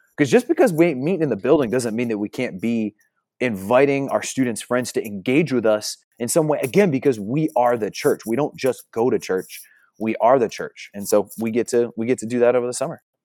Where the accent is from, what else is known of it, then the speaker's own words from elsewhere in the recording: New Jersey, United States; moved away as an adult; also born or lived in Upstate New York; now in Oklahoma, United States; I'm originally from Jersey, so I was born and raised in New Jersey, then transplanted to New York, and now Oklahoma